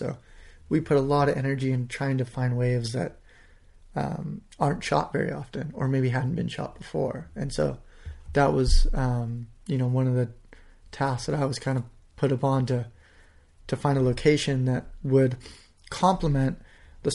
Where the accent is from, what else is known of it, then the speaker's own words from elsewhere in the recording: California, United States; I'm like, "I'm a friend of Phil's. I'm from California."